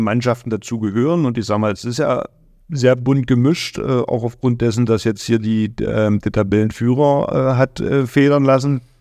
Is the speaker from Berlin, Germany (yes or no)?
no; Magdeburg, Saxony-Anhalt, Germany; moved away; für mich als Magdeburger Junge